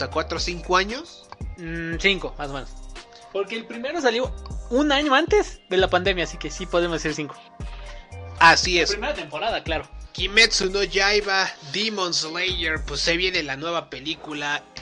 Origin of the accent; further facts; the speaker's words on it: Mexico; Somos mexicanos. Pero somos güeros. Relativamente güeros. Somos mexicanos.